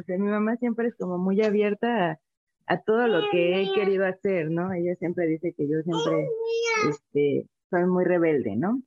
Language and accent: Spanish; Veracruz, Mexico; also born or lived in La Paz, Baja California Sur; now in Mexico City, Mexico; actualmente vivo en la Ciudad de México, pero pues yo soy originaria de Veracruz